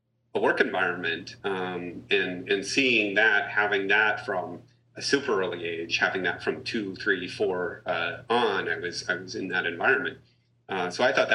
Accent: Massachusetts, United States; I grew up in Massachusetts, in not Boston or Cambridge or something like that, but out in a hill town

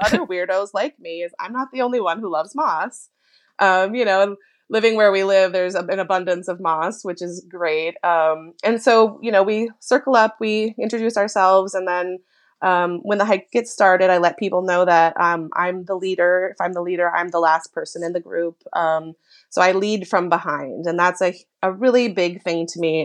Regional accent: Minnesota, United States; moved away; growing up in Minnesota

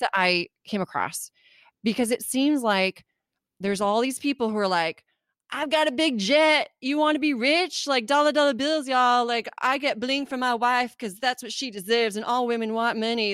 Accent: California, United States; also born or lived in Germany; I grew up in California

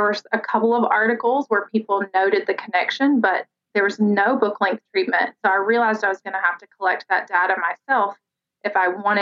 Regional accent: Alabama, United States; I grew up in Alabama and pageants were everywhere

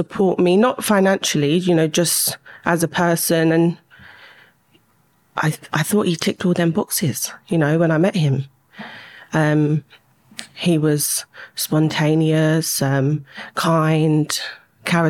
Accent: London, United Kingdom; I grew up in West London, went to school there

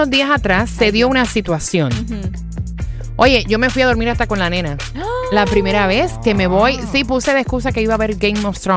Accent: Puerto Rico; Porque él es, cubano y yo soy boricua.

